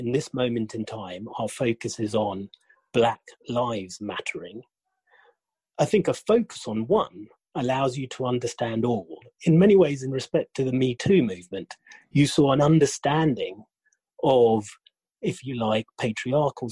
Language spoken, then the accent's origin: English; Kenya; moved away as an adult; also born or lived in United Kingdom; I'm half English, half Kenyan.